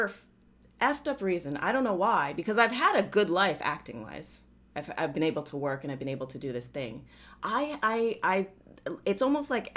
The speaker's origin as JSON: {"language": "English", "area": "Oahu", "region": "Hawaii", "country": "United States", "tie": "born or raised there", "said": "I grew up in Hawaii"}